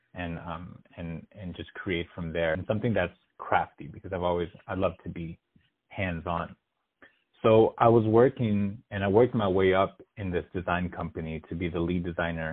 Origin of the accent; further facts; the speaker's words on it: United States; as an American